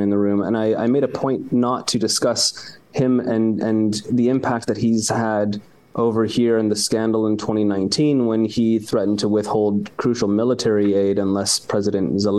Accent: United States; moved away as an adult; now in Ukraine; as an American

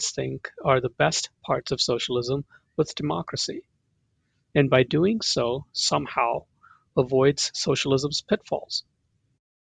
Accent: India; now in Pennsylvania, United States; my experience of growing up in India

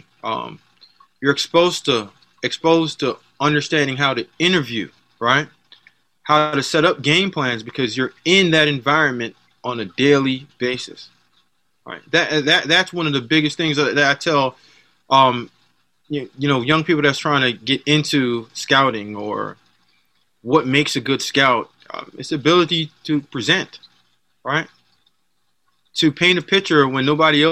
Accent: Jamaica; moved away; the way that my dad raised me, I'm Jamaican

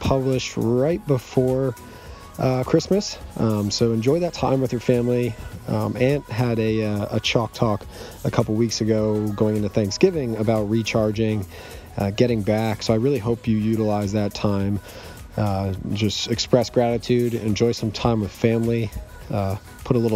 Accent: Madison, Connecticut, United States; my hometown, Madison, Connecticut

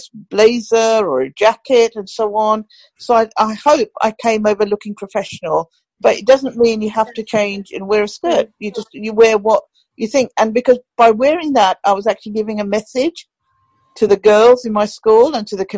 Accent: Pakistan; now in United Kingdom; I still call it my home country because that's my country of birth

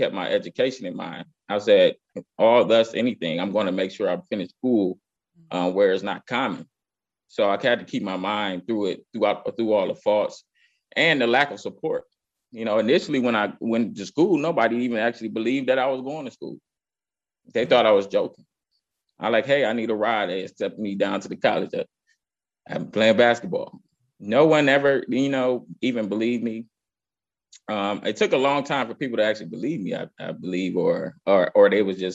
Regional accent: Cleveland, Ohio, United States; I grew up in Cleveland, Cleveland's East Side, primarily like the St. Clair area

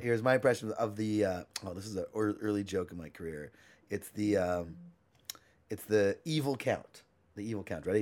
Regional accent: Canada; I'm Canadian

